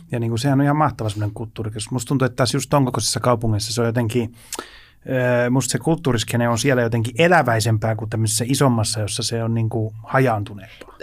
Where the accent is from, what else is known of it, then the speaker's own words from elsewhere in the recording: Helsinki, Uusimaa, Finland; mä oon Helsingistä kotoisin